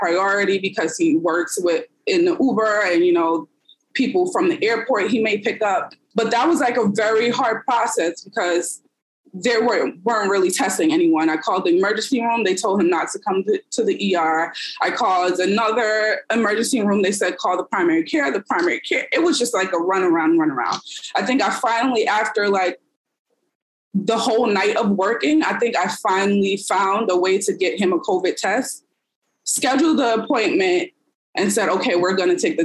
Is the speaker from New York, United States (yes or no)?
yes; New York City, New York, United States; I am from the Bronx, New York